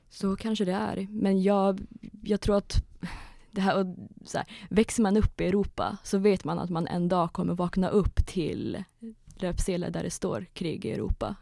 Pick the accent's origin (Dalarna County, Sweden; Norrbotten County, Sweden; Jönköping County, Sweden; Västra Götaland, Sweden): Norrbotten County, Sweden; Kiruna; moved away; jag är ju från Kiruna ursprungligen, så jag började skriva på Kiruna-tidningen som 14-åring